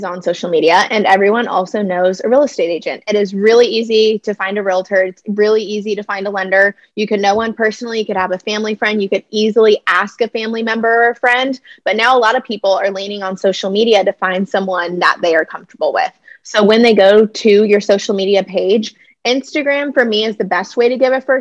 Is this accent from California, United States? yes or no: yes; Lemoore, California, United States; also born or lived in Los Angeles, California; I was born and raised in Lemoore, California.